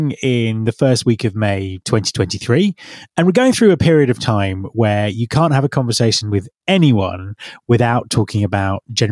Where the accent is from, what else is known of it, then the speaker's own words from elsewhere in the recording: Cornwall, South West England, United Kingdom; moved away; I'm from Cornwall originally